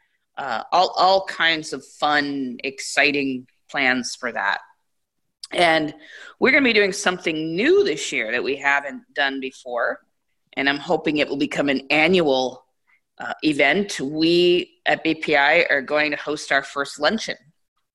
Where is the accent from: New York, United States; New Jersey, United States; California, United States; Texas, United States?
California, United States; Bay Area; I'm from the Bay Area